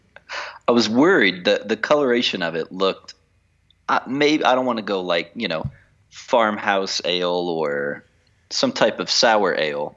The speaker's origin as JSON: {"language": "English", "country": "United States", "moved": "yes", "lives_now": "Mexico City, Mexico", "said": "as an American"}